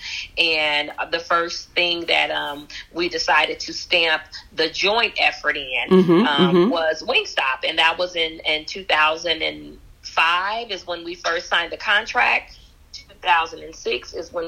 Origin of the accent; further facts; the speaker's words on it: Bakersfield, California, United States; moved away as an adult; I grew up in Bakersfield